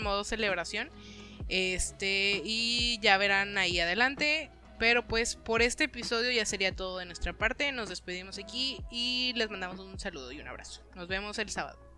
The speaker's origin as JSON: {"language": "Spanish", "town": "Monterrey", "region": "Nuevo León", "country": "Mexico", "said": "como regio te identificas"}